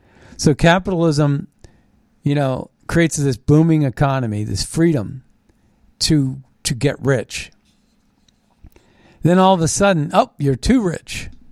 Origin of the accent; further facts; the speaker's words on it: Canada; But I'm a Canadian. Here's my passport. Let me go to my home.